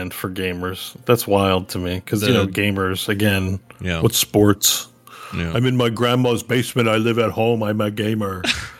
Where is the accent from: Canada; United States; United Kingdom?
Canada; Quebec; But Pepsi, definitely, I grew up in Quebec. Pepsi's definitely the drink of choice in the province of Quebec.